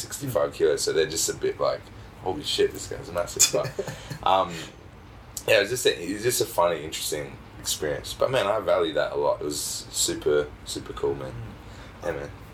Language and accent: English; Australia; I'm fairly Australian. Like I, I was brought up here and born here.